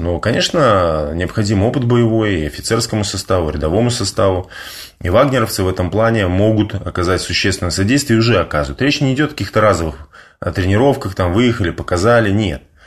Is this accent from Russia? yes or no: no; Belarus; я белорус